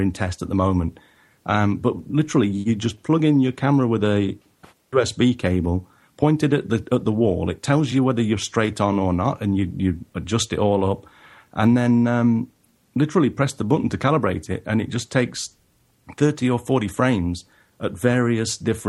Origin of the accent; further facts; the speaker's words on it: England, United Kingdom; even though I am originally from England.